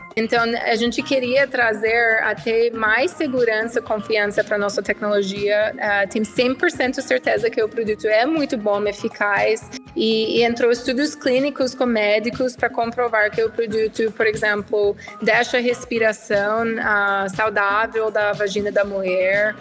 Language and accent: Portuguese; United States; Portuguese is a second language; moved away as an adult; also born or lived in Switzerland; now in Brazil; eu sou americana sim, eh, eu tenho quase oito anos no Brasil